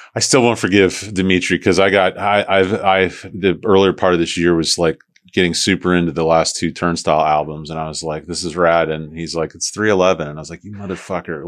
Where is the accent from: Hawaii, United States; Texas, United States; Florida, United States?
Florida, United States; St. Petersburg; I'm from St. Pete originally